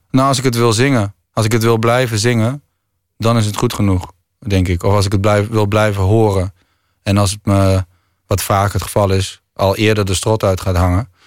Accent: Groningen, Netherlands; ik kom uit Groningen

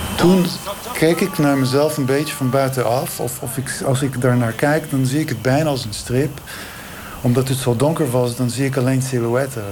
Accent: Israel; moved away; ik kom uit Israël.

